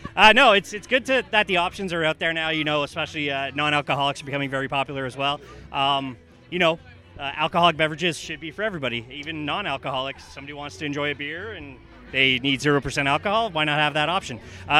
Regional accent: Montreal, Quebec, Canada

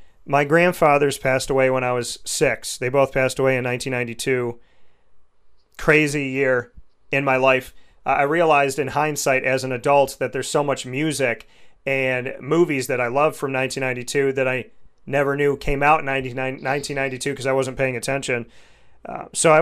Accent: Central New York, United States; I come from Central New York

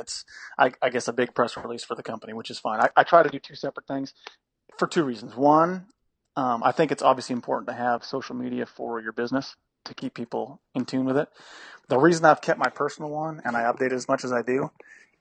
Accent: Western Canada, Canada; now in United States; We're from Western Canada, farmers mostly

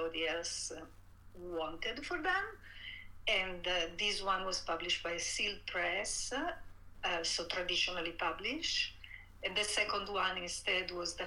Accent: Italy; English is a second language; moved away as an adult; I grew up in Italy. I was born and raised there. I stayed there in my early 30s, until my early 30s

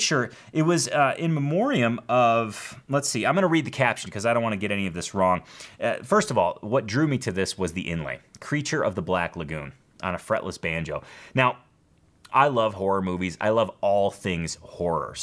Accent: Schaumburg, Illinois, United States; this is my hometown, Schaumburg, Illinois

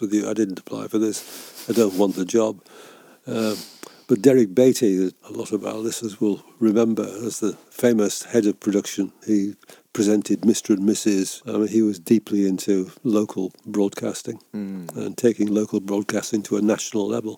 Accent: Carlisle, North West England, United Kingdom; also born or lived in Newcastleton, Scotland; we eventually moved, I was five, we moved to Carlisle. And I spent all the rest of my childhood in Carlisle.

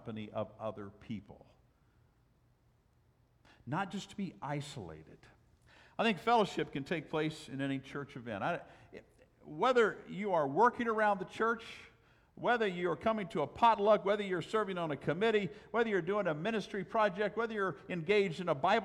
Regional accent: Southwest, United States; moved away; I'm from the Southwest

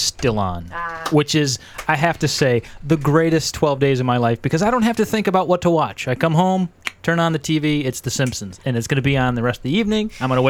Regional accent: Ohio, United States; I'm from Ohio.

